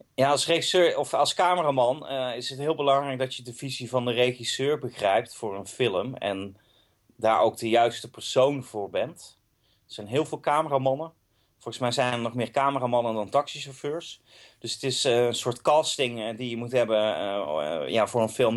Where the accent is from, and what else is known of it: Eindhoven, North Brabant, Netherlands; born or raised there; now in Amsterdam, Netherlands